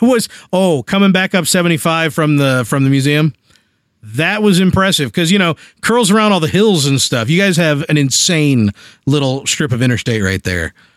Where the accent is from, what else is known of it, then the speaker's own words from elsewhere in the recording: Springfield, United States; moved away; Springfield, my hometown